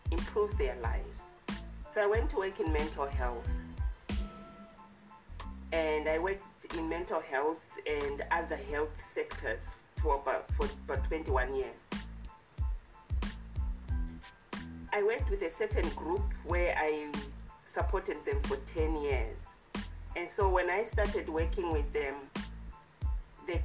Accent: Zimbabwe; now in Alberta, Canada; I was born in Zimbabwe. I lived in Zimbabwe.

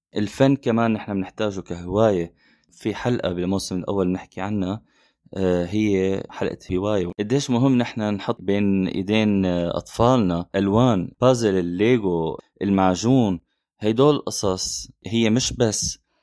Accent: Syria; من سوريا

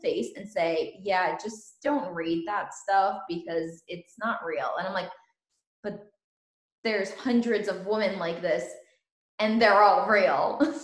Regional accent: Ukraine; now in United States; I was born in Ukraine

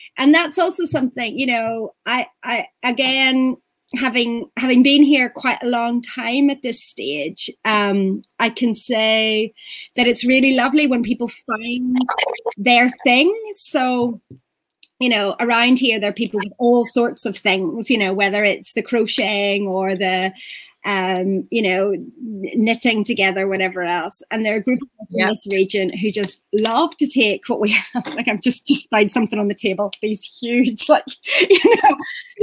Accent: Ireland; now in Portugal; I'm Irish

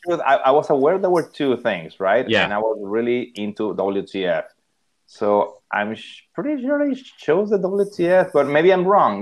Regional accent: Monterrey, Nuevo León, Mexico; moved away as an adult; also born or lived in Sarasota, Florida / Austin, Texas; I'm from Monterrey, Monterrey, Mexico.

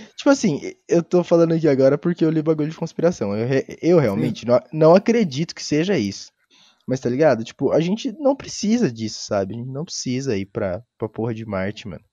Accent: Brazil; a gente é brasileiro

